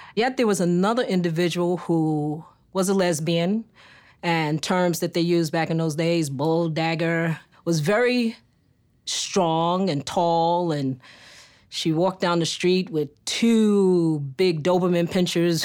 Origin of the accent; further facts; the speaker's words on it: New York City, New York, United States; I grew up in New York City, specifically Harlem, U S A, born and reared